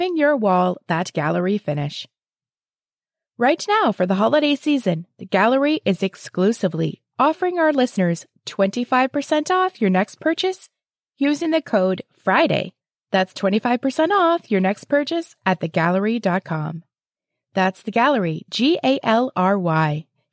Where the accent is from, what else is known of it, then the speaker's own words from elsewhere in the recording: London, Ontario, Canada; here in my hometown of London, Ontario